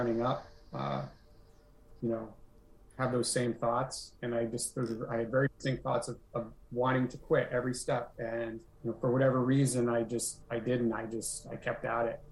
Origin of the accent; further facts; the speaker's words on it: Nashua, New Hampshire, United States; also born or lived in Burlington, Vermont; now in Grafton, United States; my hometown of Nashua, New Hampshire